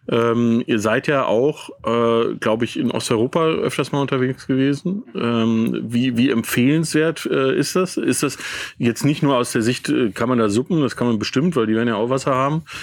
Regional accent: United States; ich bin als Kind aufgewachsen in den USA und habe ähm, mit meinen Eltern sehr viel campingmäßig war dort unterwegs.

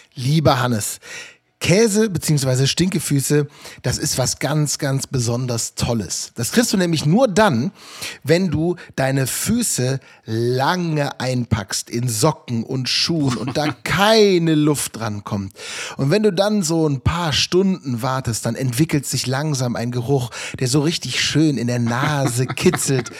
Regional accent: Rhineland, Germany; accent: Rhineland; Ich komme aus dem Rheinland, das hört man. Ne? Ich habe mit dem SCH so ein leichtes Problem.

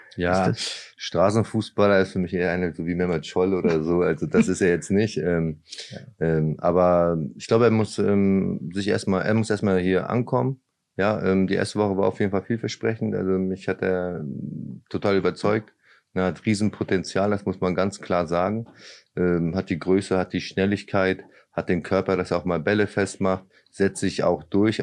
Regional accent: Lübeck, Schleswig-Holstein, Germany; moved away as an adult; also born or lived in Braunschweig; now in Osnabrück, Germany; ich bin ja in Lübeck aufgewachsen

